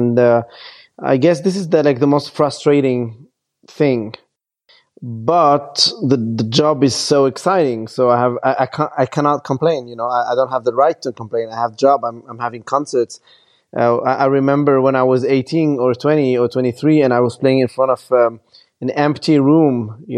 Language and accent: English; Lebanon; And I was born in Lebanon, and I grew up seeing my motherland being completely destroyed by bombs and crazy people.